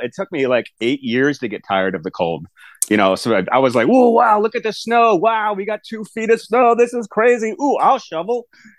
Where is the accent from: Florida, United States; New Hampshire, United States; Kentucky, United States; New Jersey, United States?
Florida, United States; Palm Beach Gardens; moved away as an adult; also born or lived in Gainesville, Florida / Asheville, North Carolina; I grew up in Southeast Florida, like Palm Beach Gardens, Jupiter area.